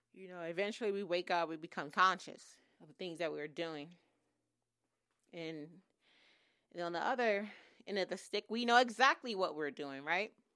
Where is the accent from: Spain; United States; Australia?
United States; Oakland, California; moved away as an adult; now in Los Angeles, United States; I grew up in, um, East Oakland, Oakland, California